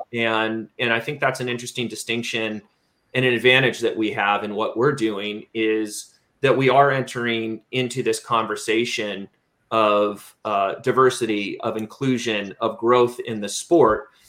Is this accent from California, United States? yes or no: yes; San Diego, California, United States; moved away as an adult; also born or lived in Berkeley, California; now in Waco, United States; I grew up in San Diego